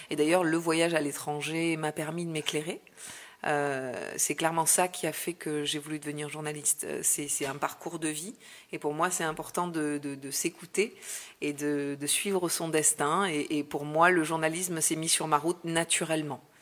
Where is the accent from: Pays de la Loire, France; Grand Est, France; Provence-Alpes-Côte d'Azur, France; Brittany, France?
Provence-Alpes-Côte d'Azur, France; Marseille; Et ça, c'est un fait pour moi en tant que Marseillaise. Et quand je suis revenue ici, euh, ben, j'ai retrouvé mes racines, j'ai retrouvé la mer, le soleil